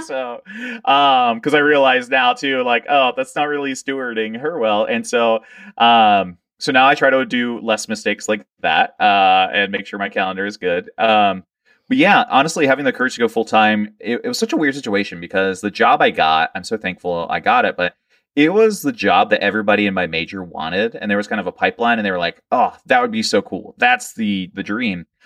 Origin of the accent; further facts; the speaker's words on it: Georgetown, Delaware, United States; moved away; also born or lived in Lewes, Delaware; I was born in Lewis, Delaware, but I was raised in Georgetown, Delaware